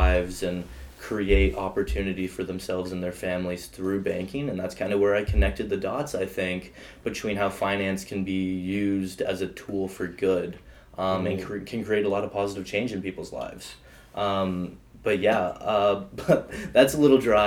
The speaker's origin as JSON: {"language": "English", "town": "Hagerstown", "region": "Maryland", "country": "United States", "tie": "born or raised there", "said": "I'm from Maryland, born and raised. Also a small town. Hagerstown is what it's called"}